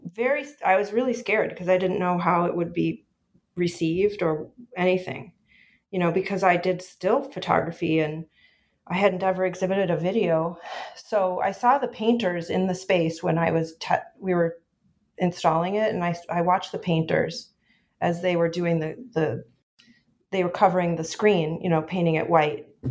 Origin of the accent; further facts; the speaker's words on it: Chicago, Illinois, United States; I grew up here in Chicago